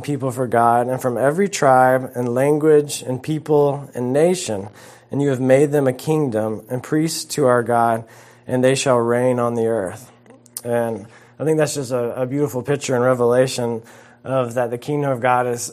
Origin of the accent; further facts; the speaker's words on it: South Carolina, United States; moved away as an adult; also born or lived in Georgia; I grew up in South Carolina, went to school in Georgia